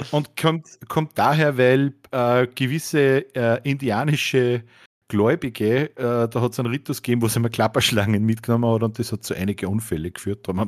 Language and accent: German; United States; ich bin ja Amerikaner, was soll ich machen?